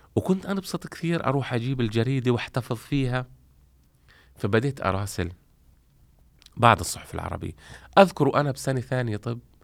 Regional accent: Gaza, Gaza Strip, Palestine; accent: Palestinian; moved away as an adult; also born or lived in Romania; وهي مسقط رأسي نعم. وأنا من غزة

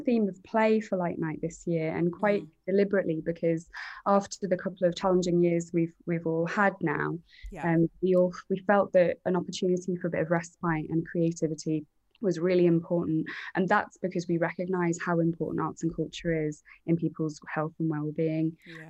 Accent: East of England, United Kingdom; now in Liverpool, United Kingdom; I think just as an outsider, I moved up from Essex 13 years ago, so I've kind of transplanted myself here

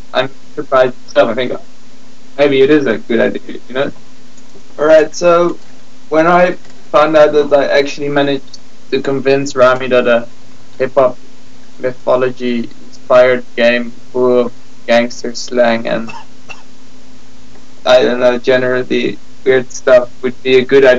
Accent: Gouda, South Holland, Netherlands; I was born in Gouda

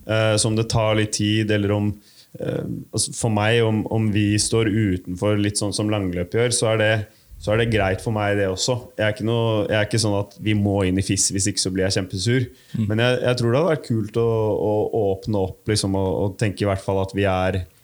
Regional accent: Bærums Verk, Akershus, Norway; Bærums Verk, hjemme der jeg kommer fra

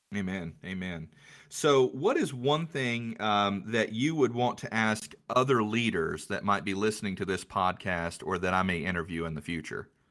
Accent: Charlotte, North Carolina, United States; I'm from the Charlotte area

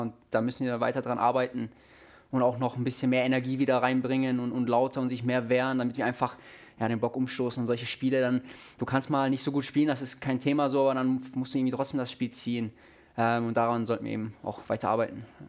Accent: Munich, Bavaria, Germany; moved away; Auch in München ist meine Heimatstadt.

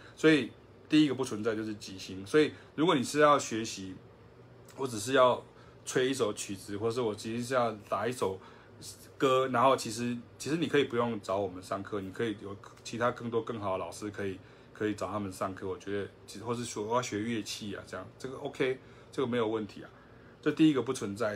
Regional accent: Taiwan; 我们就是台湾人

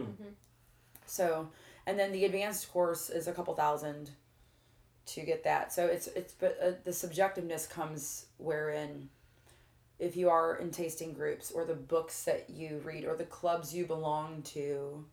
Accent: Granite City, Illinois, United States; I'm from Granite City, Illinois

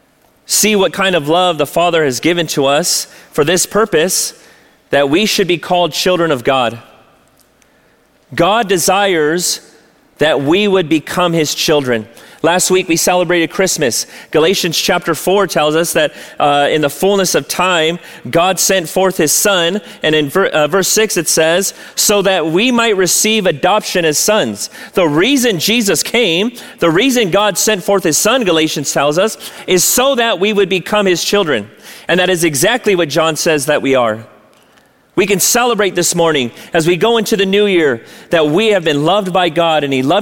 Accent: La Mirada, California, United States; I grew up here in La Mirada.

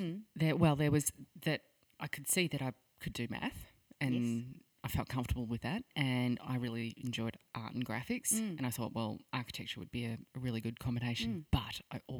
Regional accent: Phillip Island, Victoria, Australia; Phillip Island.

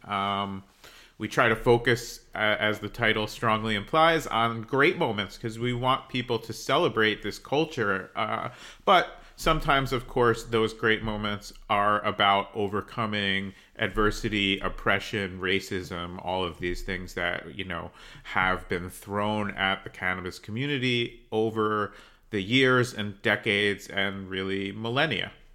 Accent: New Jersey, United States; I grew up in New Jersey

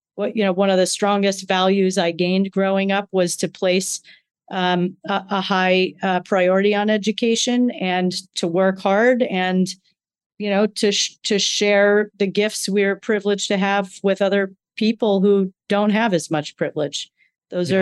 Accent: Ann Arbor, Michigan, United States; moved away as an adult; also born or lived in New Hampshire; in Ann Arbor, Michigan, where I was born long ago uh, as the youngest of a large Irish Catholic family.

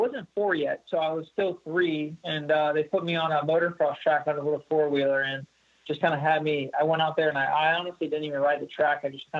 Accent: Warrington, Pennsylvania, United States; also born or lived in Trevose, Pennsylvania; I grew up in Warrington, just a little bit northeast of there, but just kind of a small little town

